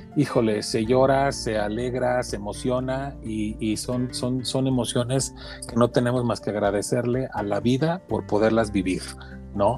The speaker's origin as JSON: {"language": "Spanish", "country": "Mexico", "said": "como mexicano"}